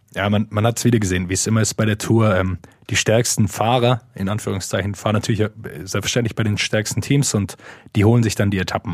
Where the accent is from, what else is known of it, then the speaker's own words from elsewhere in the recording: Swabia, Baden-Württemberg, Germany; wo ich herkomme, aus dem Schwäbischen